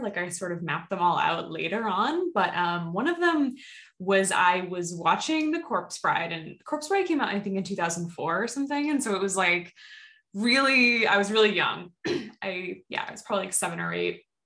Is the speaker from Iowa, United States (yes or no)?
no; Boston, Massachusetts, United States; also born or lived in Salem, Massachusetts; I grew up like in the Boston area.